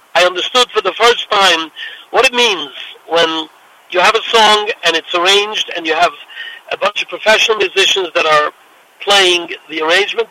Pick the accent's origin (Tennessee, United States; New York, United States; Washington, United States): New York, United States; New York City; I came from Williamsburg